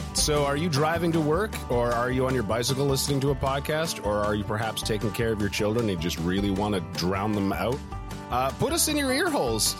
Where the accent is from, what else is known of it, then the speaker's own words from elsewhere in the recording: Winnipeg, Manitoba, Canada; moved away; I, like, grew up in a small neighborhood ca-, or actually, it's not that small. Saint James is what it's called.